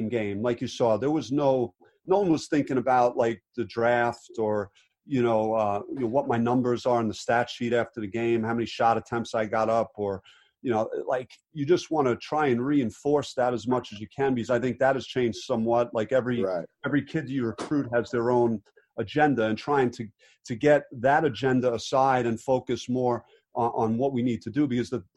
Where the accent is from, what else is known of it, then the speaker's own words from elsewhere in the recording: Jersey City, New Jersey, United States; I grew up in Jersey City, and my dad was really hard on me growing up